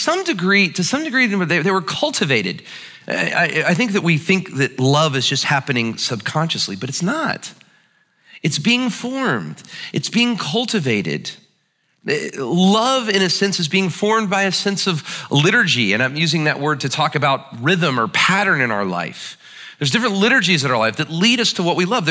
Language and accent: English; United States; pride and being an American